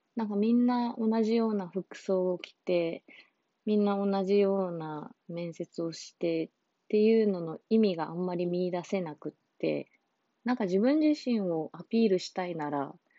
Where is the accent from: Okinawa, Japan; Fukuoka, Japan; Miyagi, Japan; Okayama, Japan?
Okinawa, Japan; 私、沖縄出身で沖縄で就活してた